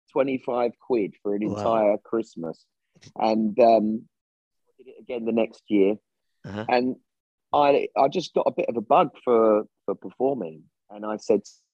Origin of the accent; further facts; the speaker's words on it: Orpington, London, United Kingdom; I'm from Kent, and that's where I was born. And that's where I grew up, in very near Bromley in Kent, in Orpington